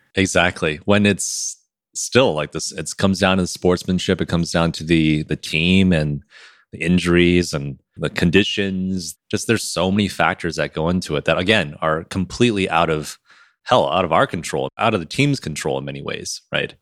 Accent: Michigan, United States; moved away; I'm from Michigan

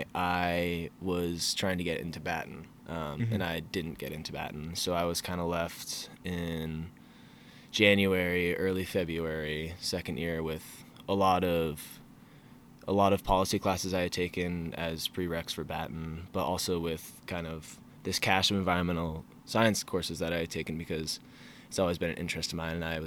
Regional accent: Falmouth, Maine, United States; moved away as an adult; now in Charlottesville, United States; I'm from Falmouth, Maine

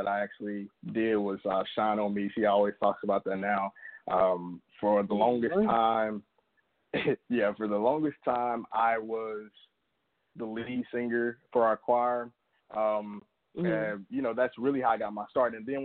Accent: Alabama, United States; I'm from Alabama, small town in Alabama

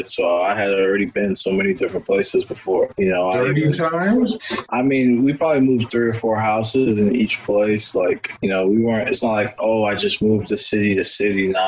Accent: Houston, Texas, United States; also born or lived in Washington, D.C. / Virginia / Maryland / Louisiana; They moved here, and I was born in D.C. I grew up in Houston.

